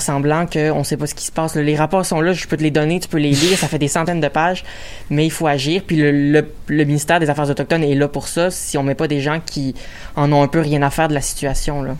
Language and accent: French; Joliette, Quebec, Canada; je viens de Joliette